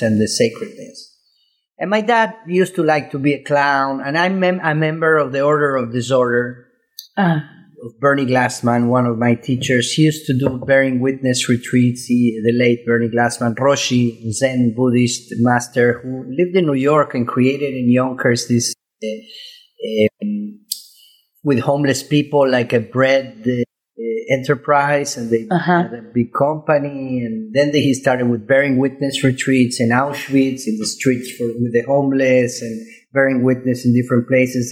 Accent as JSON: {"language": "English", "region": "Córdoba", "country": "Argentina", "tie": "born or raised there", "moved": "yes", "said": "I'm Argentinian"}